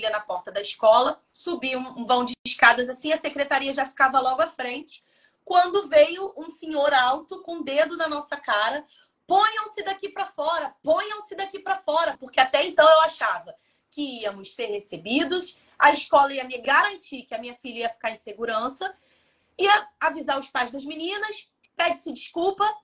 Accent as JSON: {"language": "Portuguese", "country": "Brazil", "also_born_or_lived": "Braga", "moved": "as an adult", "said": "Eu sou imigrante, eu sou brasileira, cultura diferente"}